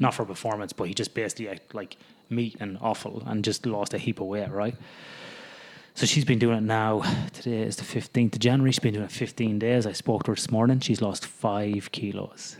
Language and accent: English; the middle of Ireland, Midlands, Ireland; moved away as an adult; now in Australia; growing up in Ireland, living in the middle of Ireland